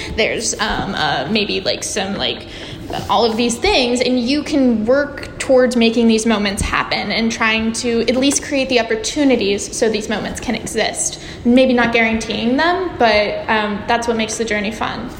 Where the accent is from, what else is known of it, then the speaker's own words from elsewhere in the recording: San Francisco, California, United States; I'm from San Francisco.